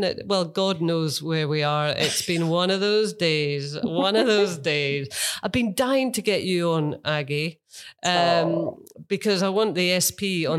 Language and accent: English; England, United Kingdom; moved away as an adult; now in Melbourne, Australia; Born and bred in England, left all my friends behind, but I'm spending the last years of my life on the other side of the world.